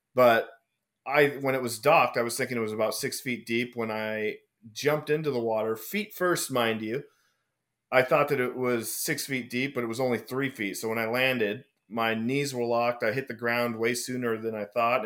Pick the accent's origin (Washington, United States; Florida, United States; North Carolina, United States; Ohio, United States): Washington, United States; moved away as an adult; also born or lived in Oregon / Las Vegas; we grew up in Washington